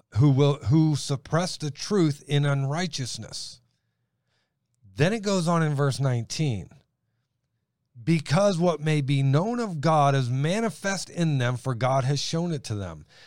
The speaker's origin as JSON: {"language": "English", "town": "Elyria", "region": "Ohio", "country": "United States", "tie": "born or raised there", "also_born_or_lived": "Steubenville, Ohio", "said": "I was born in Steubenville, raised up around Lorraine, Elyria"}